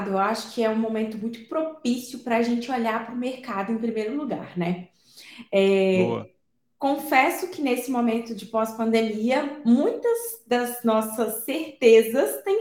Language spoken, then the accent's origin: Portuguese; Viçosa, Minas Gerais, Brazil; sou mineira, natural de Viçosa, a terra do doce de leite